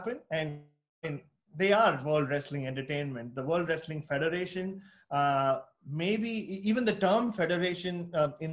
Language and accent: English; Mumbai, Maharashtra, India; moved away; I was born in Bombay, but it became Mumbai